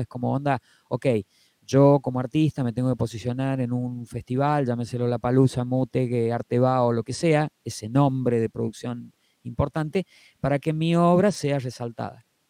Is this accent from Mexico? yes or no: no; Argentina; Como argentinos que no somos americanos, ni somos europeos